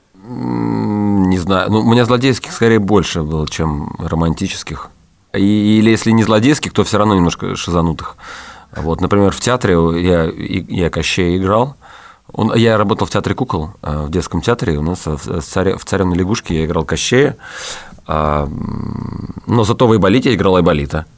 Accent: Saratov, Saratov Oblast, Russia; я из Саратова

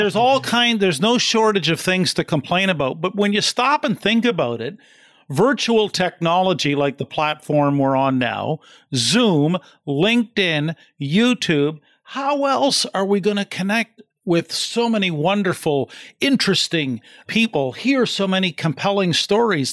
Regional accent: East Coast of New Brunswick, Canada; now in London, Canada; I come from the East Coast of New Brunswick in Canada, and I'm in London, Ontario now

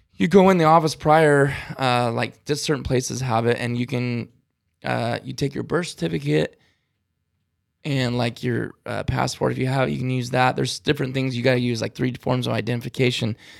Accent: California, United States; I'm from California

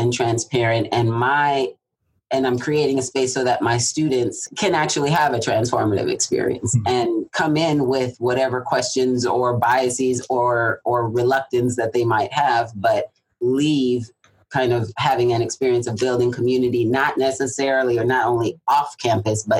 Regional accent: Southern California, United States; moved away; also born or lived in Atlanta, Georgia / Irvine, California; I'm from Southern California

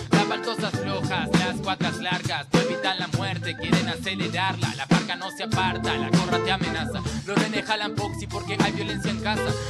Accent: José C. Paz, Buenos Aires Province, Argentina; also born or lived in Peru; a los tres meses de vida ya estaba acá en Argentina.

